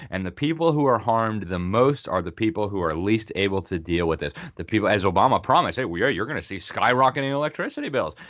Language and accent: English; Miami, Florida, United States; moved away as an adult; also born or lived in Sweden; My hometown of Miami